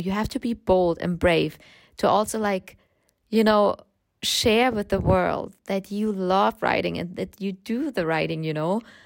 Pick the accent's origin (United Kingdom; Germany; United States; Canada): Germany; English is a second language; I grew up in Germany, as you can hear from my accent.